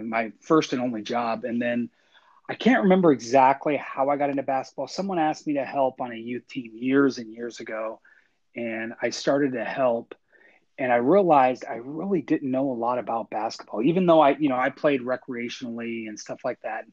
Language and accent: English; Seattle, Washington, United States; moved away as an adult; also born or lived in Nevada; I grew up actually in the Pacific Northwest in the Seattle area.